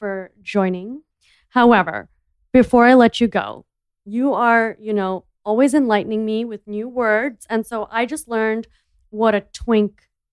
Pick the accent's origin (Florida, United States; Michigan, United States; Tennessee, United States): Florida, United States; I'm from Florida.